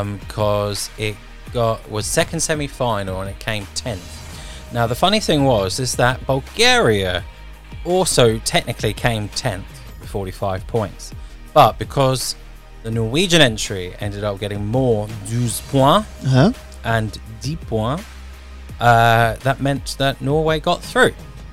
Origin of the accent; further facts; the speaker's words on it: Azerbaijan; Yeah, but no, but I'm just from Azerbaijan.